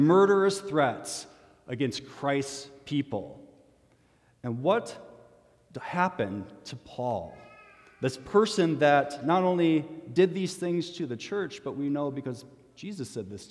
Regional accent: Minnesota, United States; as a Minnesotan

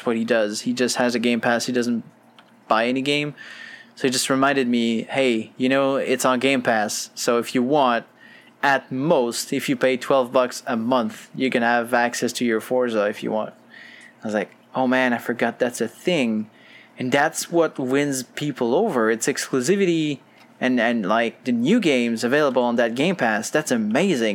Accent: Quebec, Canada; I'm from Quebec

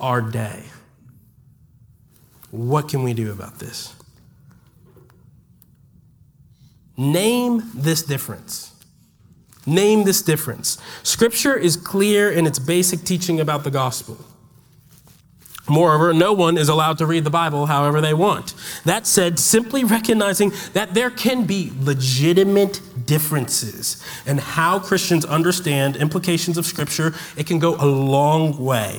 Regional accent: Washington, District of Columbia, United States; moved away as an adult; now in Birmingham, United States; I'm not from Alabama. I'm from Washington, D.C.

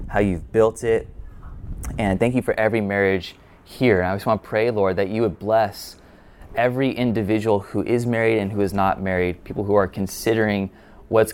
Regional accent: California, United States; I'm a Californian native.

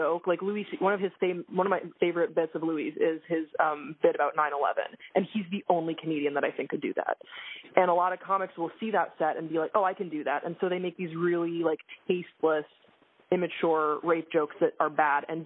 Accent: Belgium; now in United States; I was raised in Belgium, and I identify as a Belgian-American

